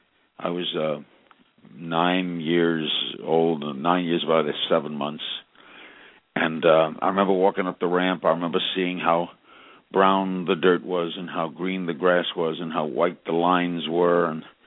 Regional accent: New York City, New York, United States; Growing up in Brooklyn

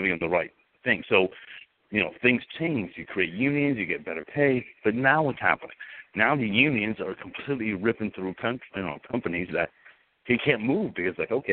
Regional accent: the South, United States; I was born and raised here in the South

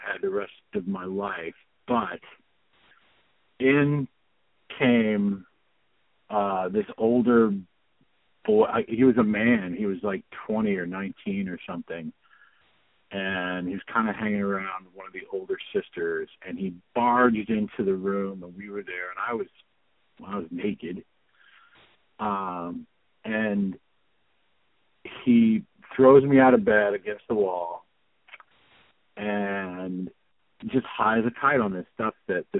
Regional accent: Ohio, United States; I grew up in Ohio, and I used to spend my summers in Bondsville

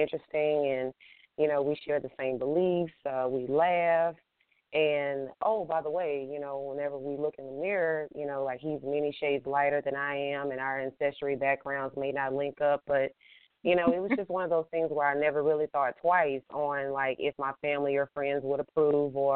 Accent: Baton Rouge, Louisiana, United States; moved away as an adult; now in Austin, United States; born and raised Baton Rouge, Louisiana

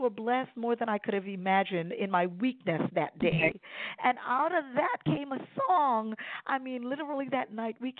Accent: Sint Maarten; now in Baltimore Washington area, United States; I'm originally from the Caribbean, the beautiful islands of Sint Maarten.

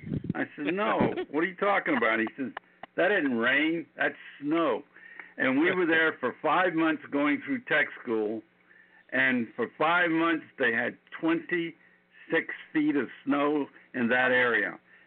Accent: Miami, Florida, United States; also born or lived in Rantoul, Illinois; I was born and raised in Miami. And we only had snow one time that I ever know of.

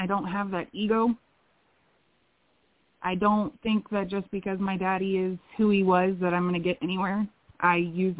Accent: Florida, United States; I am actually from Florida

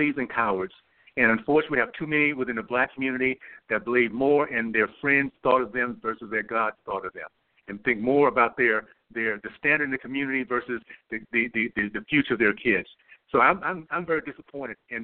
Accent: Tallahassee, Florida, United States; I grew up in Tallahassee, Florida. So proud of that little town I grew up

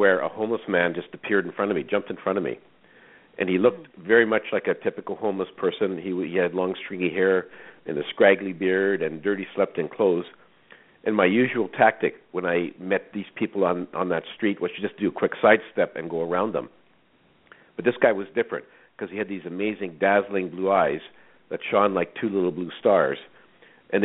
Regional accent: Saskatchewan, Canada; I was born in Saskatchewan, a small farm. I was raised in a very strict Roman Catholic family

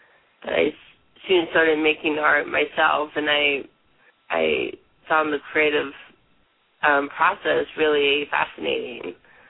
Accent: Wilmington, Delaware, United States; also born or lived in Portland, Oregon; now in Eugene, United States; My family moved around a lot, so I was born in Portland, Oregon, and I grew up in Wilmington, Delaware. But now I'm back in Eugene, in Oregon.

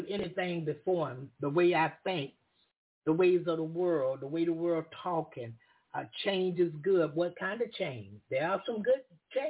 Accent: the South, United States; I'm from the South

